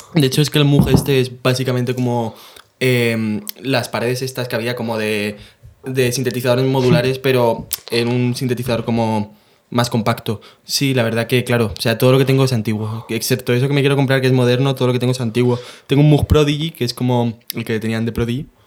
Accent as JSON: {"language": "Spanish", "town": "San Juan", "country": "Spain", "tie": "born or raised there", "moved": "yes", "said": "mi pueblo natal, San Juan"}